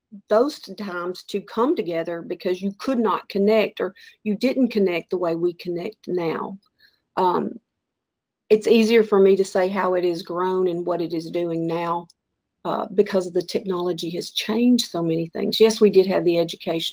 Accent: Texas, United States; moved away as an adult; also born or lived in Atlanta; I'm a Texan

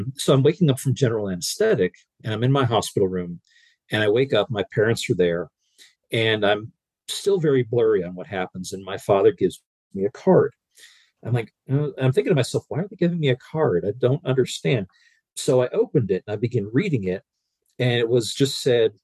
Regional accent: Pennsylvania, United States; where I was raised in Pennsylvania

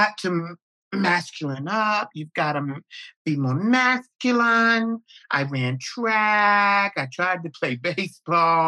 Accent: Jacksonville, North Carolina, United States; moved away as an adult; also born or lived in New York / Los Angeles; I am from Jacksonville, North Carolina, home of the Camp Lejeune Marine Corps base.

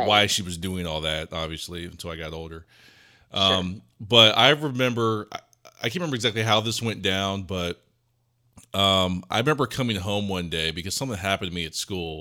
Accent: Ohio, United States; also born or lived in Memphis, Tennessee; I grew up in Ohio, but I also like to say I'm also from Memphis. Because my parents are from Tennessee

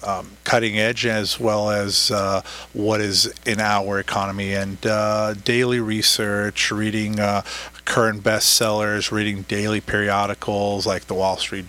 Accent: Israel; moved away as an adult; now in Orange County, United States; originally I was born and raised in Israel.

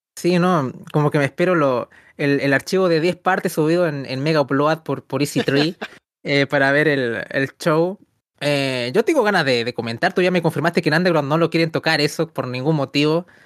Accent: Chile

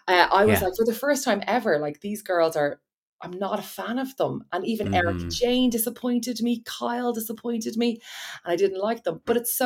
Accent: Ireland; Like, I'm sorry, we're Irish. This doesn't happen.

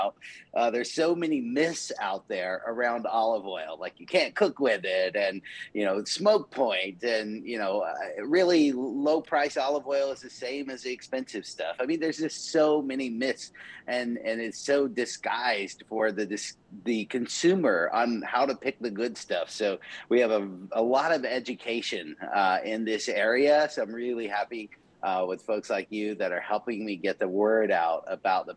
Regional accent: the South, United States; growing up in the South

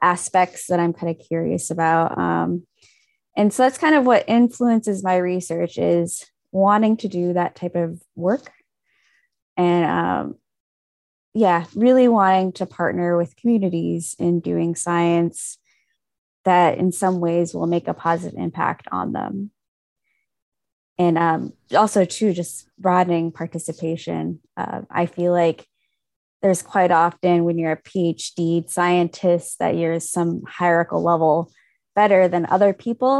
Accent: Fairbanks and Anchorage, Alaska, United States; also born or lived in King Island, Alaska (family origin); My family originally comes from King Island, but I grew up in Fairbanks and Anchorage.

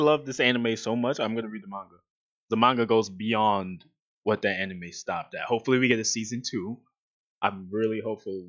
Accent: New York, United States; I'm from New York.

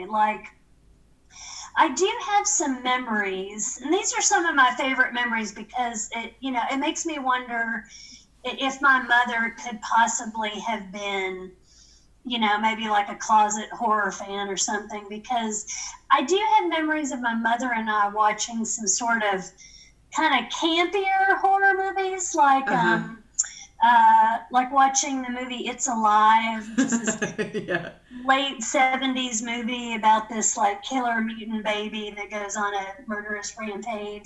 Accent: Tennessee, United States; I was mm-hmm. in Tennessee

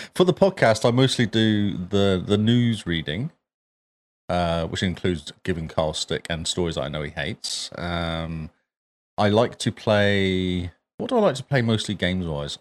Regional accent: England, United Kingdom; now in New Zealand; I'm English as well

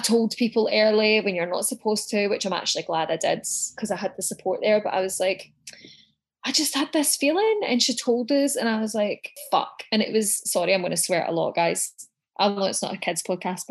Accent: Scotland, United Kingdom; now in Melbourne, Australia; I'm originally from Scotland

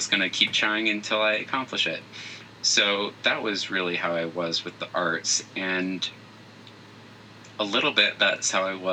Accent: Phoenix, Arizona, United States; so uh, I'm from Phoenix, Arizona.

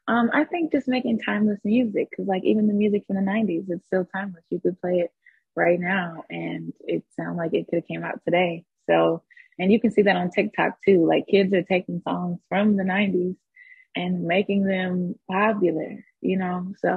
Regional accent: Atlanta, Georgia, United States; also born or lived in Texas / Warner Robins; I was born in Texas. I lived there till I was like six. And then I lived in a small city called Warner Robins. Air Force. It's an Air Force base. So then after I lived there for some years, we moved to Atlanta, and I was basically kind of, I would say, raised in Atlanta as well.

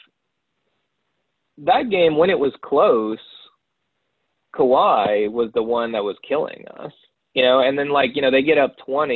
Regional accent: New Orleans, Louisiana, United States; moved away; I'm from New Orleans originally

